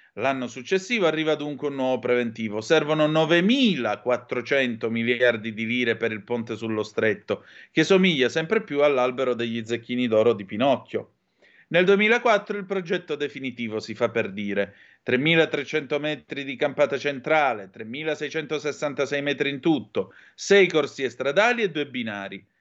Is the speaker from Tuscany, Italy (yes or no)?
no; Calabria, Italy; dalle mie parti in Calabria